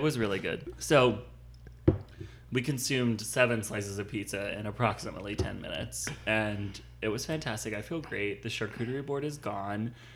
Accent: Northeast, United States; growing up in the Northeast

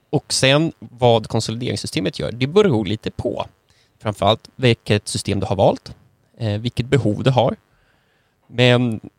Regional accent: Finland; moved away; also born or lived in Sweden; Jag jag är ju född finsk va

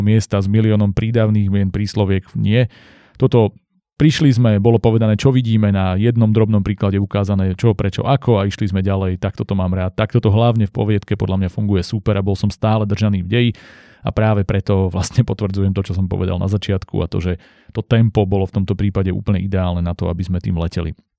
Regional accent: Slovakia; u nás v Slovenčine

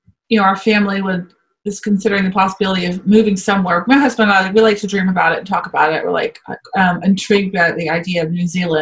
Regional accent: Kansas, United States; I'm from Kansas

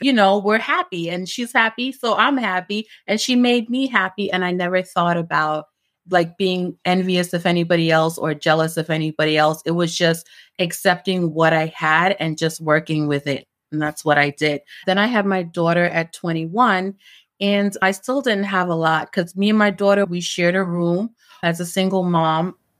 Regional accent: New York City, New York, United States; also born or lived in Jamaica; I migrated to New York when I was, like, four or five with my grandmother. So my grandmother raised me. And, um, grew up in East New York, Brooklyn

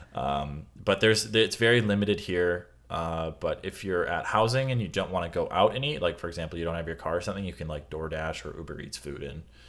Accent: Midwest, United States; I'm from the Midwest

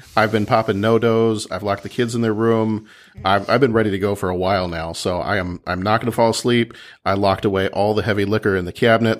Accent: Texas, United States; moved away; my family lives down in Texas, and, and I'm from Texas originally

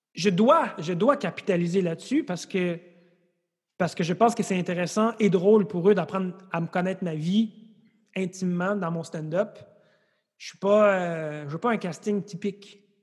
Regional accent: Laval, Quebec, Canada; also born or lived in Montreal; j'ai grandi à Laval

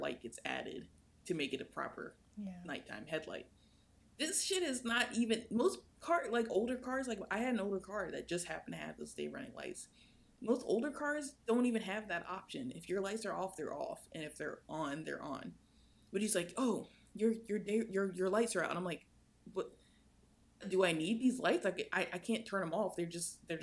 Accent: United States; I'm American

